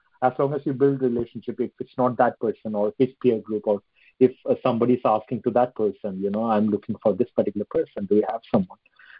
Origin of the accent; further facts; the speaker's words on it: India; now in London, United Kingdom; I'm based in London. Right. But apparently I'm an Indian.